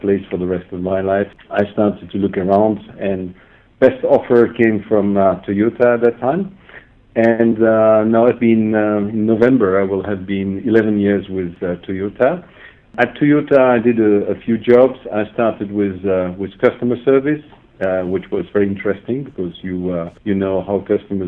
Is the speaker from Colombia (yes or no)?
no; Belgium; moved away as an adult; also born or lived in Stuttgart; I started up with Mercedes-Benz in my home country in Belgium